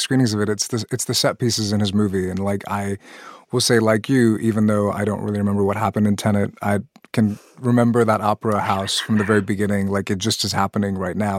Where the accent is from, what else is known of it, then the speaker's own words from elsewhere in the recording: Pakistan; moved away; I'm originally from Pakistan, a country that joined the nuclear arms race, had tests as well